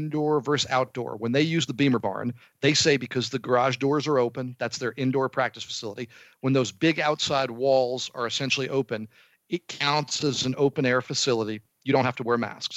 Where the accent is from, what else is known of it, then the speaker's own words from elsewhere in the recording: New Jersey, United States; I grew up in New Jersey.